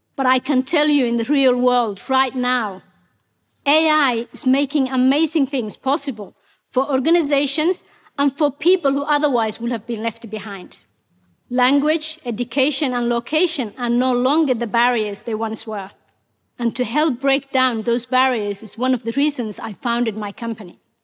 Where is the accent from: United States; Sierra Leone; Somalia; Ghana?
Somalia; Mogadishu, Banaadir; English is a second language; moved away as an adult; also born or lived in Ethiopia / Kenya; now in Australia; Ethiopia forced us to move to Somalia's capital, Mogadishu.